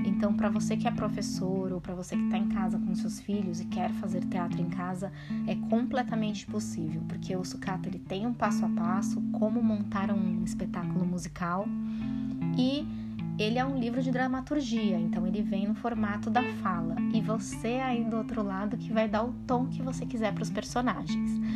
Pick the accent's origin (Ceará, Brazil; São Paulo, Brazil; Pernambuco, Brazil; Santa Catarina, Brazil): São Paulo, Brazil; Eu sou da periferia de São Paulo e gente tem uma infância assim com muitos desafios, né, quando a gente cresce na periferia